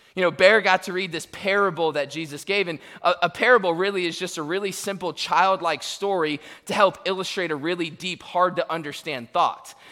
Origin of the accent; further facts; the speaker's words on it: Tampa, Florida, United States; now in Searcy, United States; I was born in Tampa, and now I live in Searcy, Arkansas.